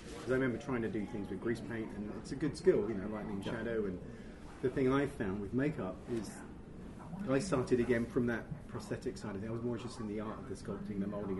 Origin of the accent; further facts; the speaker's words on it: Canterbury, South East England, United Kingdom; moved away; Canterbury, which is my hometown back in Kent, in England.